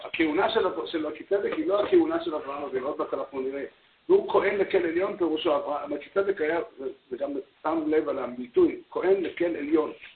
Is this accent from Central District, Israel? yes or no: no; Safed, Northern District, Israel; אני בתור ילד גדלתי בצפת